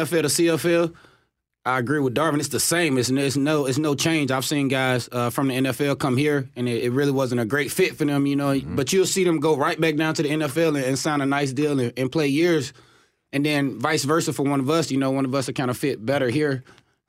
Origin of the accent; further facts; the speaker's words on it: Chattanooga, Tennessee, United States; moved away as an adult; being from Chattanooga, Tennessee, my family was very disappointed when I went to Carolina.